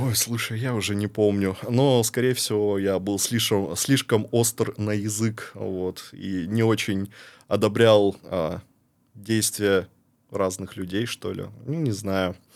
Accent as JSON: {"language": "Russian", "town": "Barnaul", "region": "Altai Krai", "country": "Russia", "tie": "born or raised there", "also_born_or_lived": "Saint Petersburg", "moved": "as an adult", "lives_now": "Montenegro", "said": "я рос в Барнауле, я реально люблю Барнаул"}